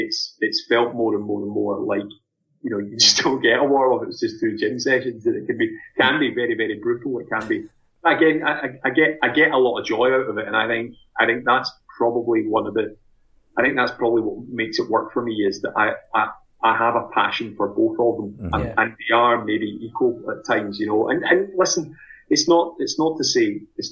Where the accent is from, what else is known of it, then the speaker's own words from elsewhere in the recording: Glasgow, Scotland, United Kingdom; moved away as an adult; now in Edinburgh, United Kingdom; I'm originally from Glasgow